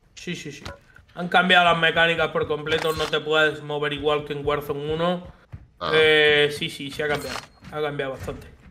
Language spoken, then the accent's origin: Spanish; Linares, Andalusia, Spain; tengo 33 años, soy de Linares y en la provincia de Jaén.